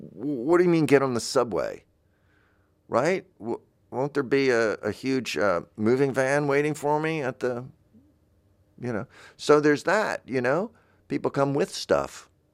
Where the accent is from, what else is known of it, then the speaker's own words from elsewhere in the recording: the South, United States; I'm from the South